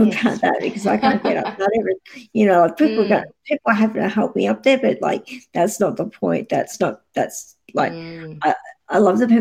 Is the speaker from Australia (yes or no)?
yes; Geelong, Victoria, Australia; I'm from Geelong